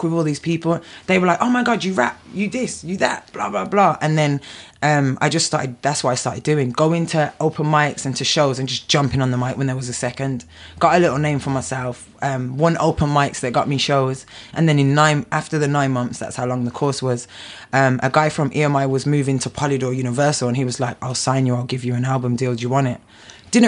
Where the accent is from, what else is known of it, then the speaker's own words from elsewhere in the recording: Birmingham, West Midlands, United Kingdom; I grew up in Birmingham